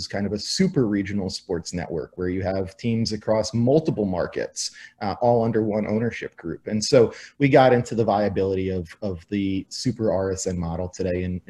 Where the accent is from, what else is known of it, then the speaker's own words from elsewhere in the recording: New York, United States; moved away as an adult; also born or lived in Arizona; I grew up in New York as a big New York sports fan